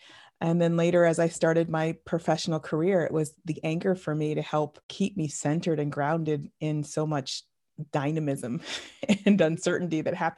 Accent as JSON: {"language": "English", "region": "New England", "country": "United States", "tie": "born or raised there", "said": "I grew up in the New England, sort of northeast region of the United States, in a very small town. And I was raised Roman Catholic."}